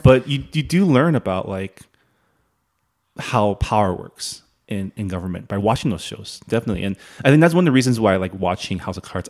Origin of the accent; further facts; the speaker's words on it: San Gabriel Valley, California, United States; moved away as an adult; also born or lived in Canada; now in Washington, D.C., United States; I grew up in the San Gabriel Valley